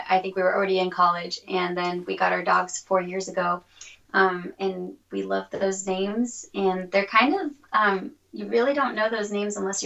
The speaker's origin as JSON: {"language": "English", "region": "Florida", "country": "United States", "tie": "born or raised there", "also_born_or_lived": "Miami, Florida / Oklahoma", "moved": "as an adult", "lives_now": "Washington, United States", "said": "I'm born and raised in Florida"}